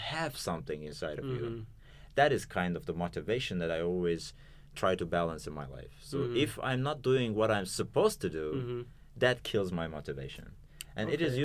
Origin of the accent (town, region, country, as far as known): Azerbaijan